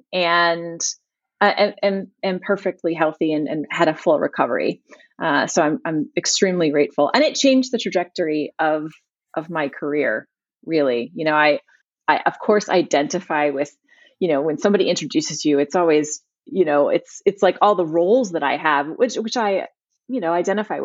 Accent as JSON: {"language": "English", "town": "Richmond", "region": "Virginia", "country": "United States", "tie": "born or raised there", "said": "My hometown is Richmond, Virginia"}